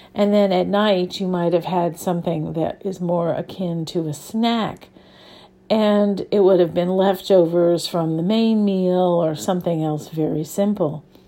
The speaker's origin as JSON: {"language": "English", "town": "New Orleans", "region": "Louisiana", "country": "United States", "tie": "born or raised there", "said": "I grew up in New Orleans, where there is a very, very strong food culture"}